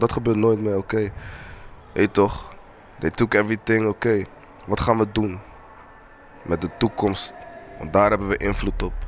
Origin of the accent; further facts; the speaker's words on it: Rotterdam, South Holland, Netherlands; also born or lived in Eindhoven / Kumasi; ik kom in de buurt van Rotterdam, maar opgroeide Rotterdam, Eindhoven